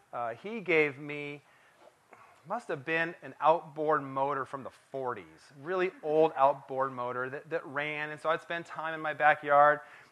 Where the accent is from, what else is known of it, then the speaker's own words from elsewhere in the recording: Port Townsend, Washington, United States; Growing up in Port Townsend, Washington, Port Townsend, Washington is on the Olympic Peninsula in Washington State, surrounded by water. And so I grew up playing in the water